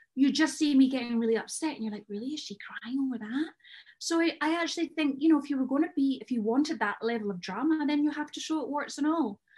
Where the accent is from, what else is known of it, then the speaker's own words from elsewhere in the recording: Scotland, United Kingdom; I'm Scottish